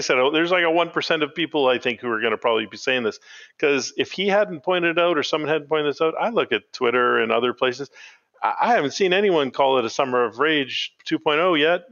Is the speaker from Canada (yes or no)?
yes; Canada